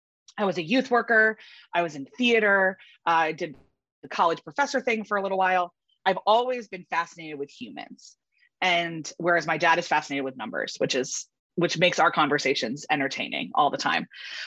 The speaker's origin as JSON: {"language": "English", "town": "Philadelphia", "region": "Pennsylvania", "country": "United States", "tie": "born or raised there", "also_born_or_lived": "Baltimore, Maryland", "said": "I was born outside of Baltimore, actually, and then moved to suburban Philadelphia when I was 7 because my parents bought a company. And this was in the early 90s."}